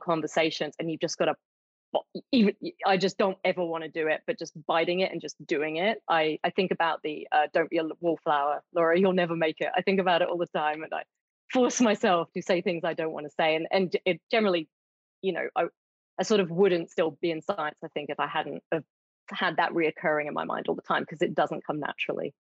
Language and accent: English; United Kingdom; moved away as an adult; now in Australia; I'm British originally